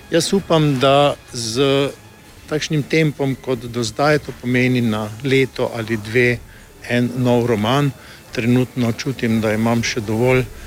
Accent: Maribor, Drava, Slovenia; jaz kot Mariborčan, ki že celo življenje živim

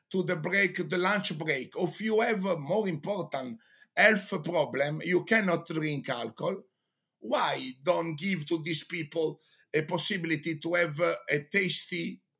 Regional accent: Genoa, Liguria, Italy; English is a second language; you know, I'm from Genoa. I am I am a judge in the World Championship of pesto sauce.

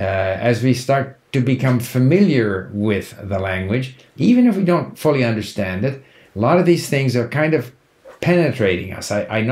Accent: Canada; accent: Canadian; I think my Canadian accent is somewhat neutral, so it's probably easy for people to understand.

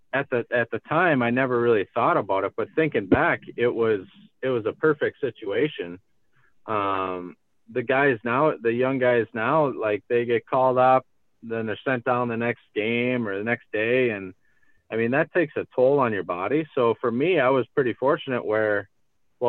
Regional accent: Wisconsin, United States; it's my hometown

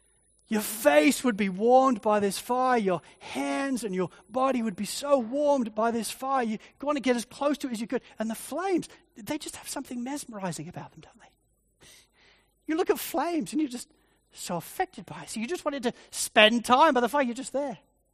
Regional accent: Spalding, East Midlands, United Kingdom; growing up in Spalding in Lincolnshire in England, there was nothing to do. And I mean zip. It's a country town.

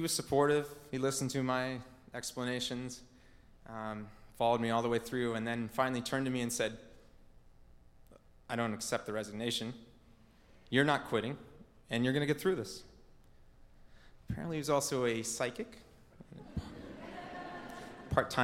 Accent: Portland, Oregon, United States; I grew up here in the Portland area, native Oregonian

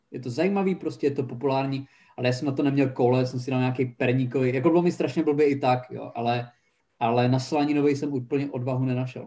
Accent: Haná, Czechia; moved away as an adult; also born or lived in Brno; jsem odjel z Hany po osnácti letech

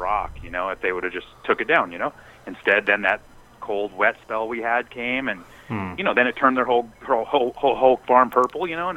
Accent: Eugene, Oregon, United States; I'm in Eugene. I've been here for, you know, it's been my hometown for 25 years or so now

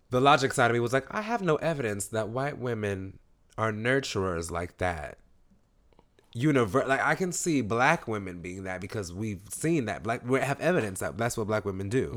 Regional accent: New York City, New York, United States; I'm from East New York

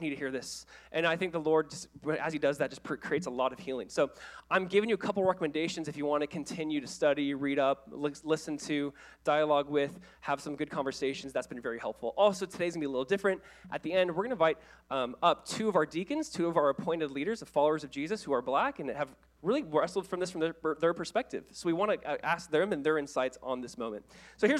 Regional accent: Orange County, California, United States; I was the kid from Orange County. You know, I played at Calvary Chapel High in Southern California

